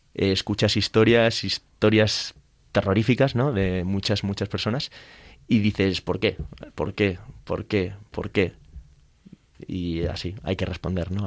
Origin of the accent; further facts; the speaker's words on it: Spain; yo soy el presidente de España